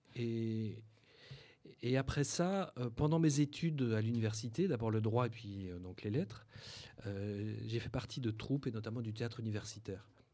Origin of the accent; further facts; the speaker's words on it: Belgium; moved away as an adult; also born or lived in Brussels / Paris; now in France; je suis belge euh, de naissance